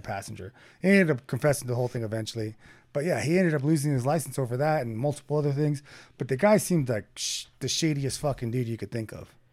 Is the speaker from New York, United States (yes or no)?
no; Bakersfield, California, United States; we grew up in Bakersfield